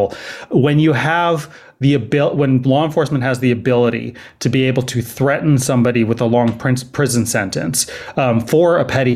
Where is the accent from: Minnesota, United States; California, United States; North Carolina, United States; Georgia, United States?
California, United States; Berkeley; also born or lived in San Francisco / Los Angeles / Oakland; I actually live in Oakland. I grew up in Berkeley, so I'm a Bay Area native